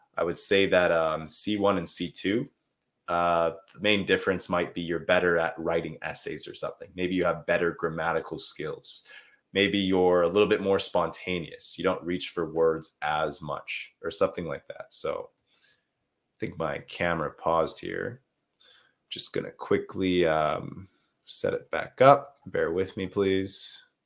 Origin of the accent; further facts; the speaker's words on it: Canada; accent: Canadian; now in Quebec, Canada; I'm from uh, Canada. I'm from the country of Canada. I'm in uh, the French speaking region. It's called Quebec. So, yeah, that's that's where I'm from. If uh, so, my accent is a little bit more Canadian than it is American